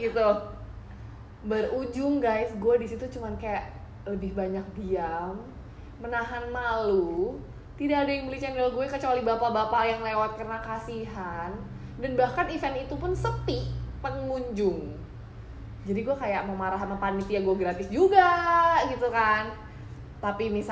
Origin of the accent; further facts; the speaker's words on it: Java, Indonesia; untungnya nih gue orang Jawa nih masih ada untungnya